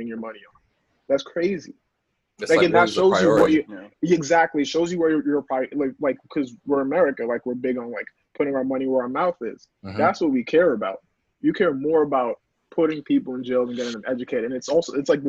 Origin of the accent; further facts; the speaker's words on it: New York City, New York, United States; I'm from New York City. I'm a teacher